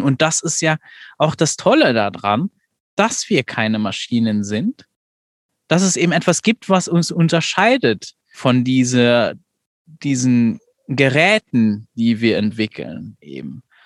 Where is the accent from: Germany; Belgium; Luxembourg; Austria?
Luxembourg; ich komme ja nicht aus Deutschland, aus der, aus der Perspektive in Luxemburg